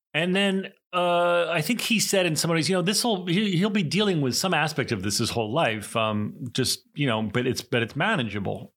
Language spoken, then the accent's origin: English; East Coast, United States; the stereotypic East Coast Jewish, you know, guy